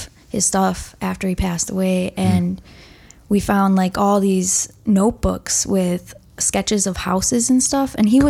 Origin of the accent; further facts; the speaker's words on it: Manitowoc, Wisconsin, United States; moved away as an adult; now in Minnesota, United States; That's my hometown.